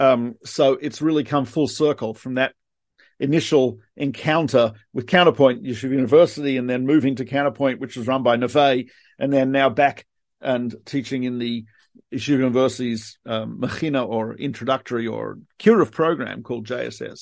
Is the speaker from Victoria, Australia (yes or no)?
yes; Melbourne, Victoria, Australia; moved away; I am from Melbourne, Australia